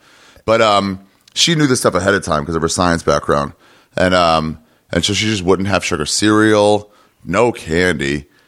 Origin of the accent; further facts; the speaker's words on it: Silver Spring, Maryland, United States; Silver Spring, Maryland.